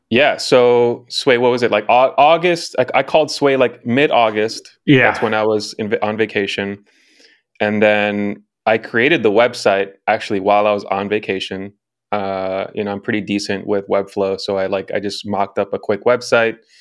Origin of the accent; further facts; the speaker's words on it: Chicago, Illinois, United States; now in Los Angeles, United States; originally from Chicago, born and raised, currently living in Los Angeles.